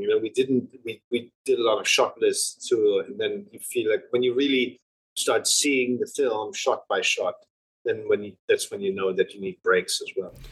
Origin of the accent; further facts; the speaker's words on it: Germany; When you grow up in Germany